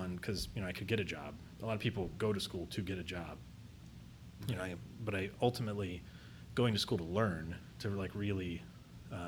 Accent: Marion, Ohio, United States; now in Columbus, United States; I grew up in Marion, Ohio, which is about an hour north of Columbus.

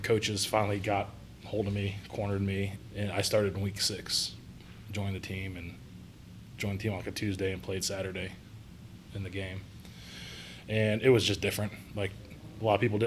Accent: Perry, Ohio, United States; also born or lived in Columbus, Ohio; graduated high school, a little town called Perry, east of Cleveland

